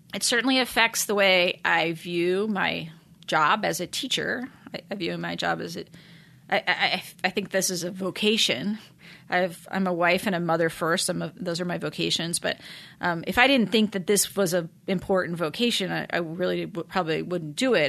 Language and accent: English; Kansas City, United States; moved away as an adult; also born or lived in Washington, D.C.; now in Notre Dame, United States; I grew up in Kansas City, uh, suburban Kansas City